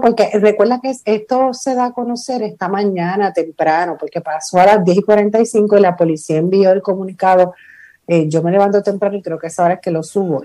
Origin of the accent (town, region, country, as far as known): Puerto Rico